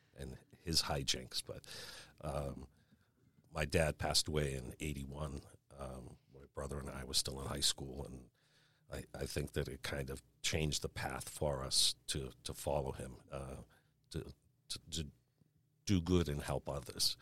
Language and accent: English; Marshfield, Massachusetts, United States; also born or lived in Brockton, Massachusetts / Dorchester, Boston, Massachusetts; I grew up in Marshfield after I was born in Brockton. Uh, then we lived in Dorchester for a while